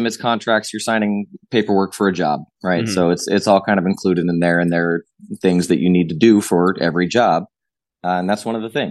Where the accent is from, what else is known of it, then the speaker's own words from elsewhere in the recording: Southern California, United States; a Southern California kid in the 80s